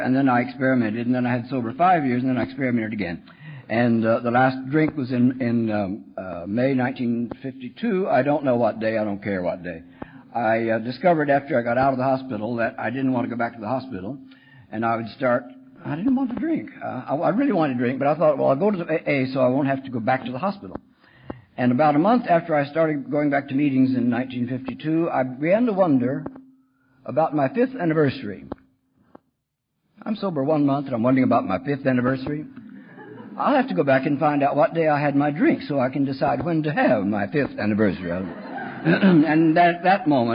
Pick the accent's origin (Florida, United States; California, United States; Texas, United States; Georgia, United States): Texas, United States; When I was a kid growing up in Texas